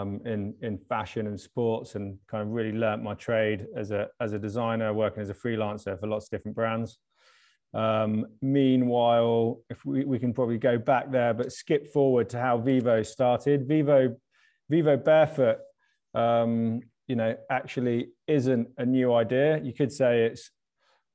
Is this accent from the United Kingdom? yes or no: yes; South Devon, South West England, United Kingdom; also born or lived in London; we grew up down in South Devon, kind of kicking around on the beach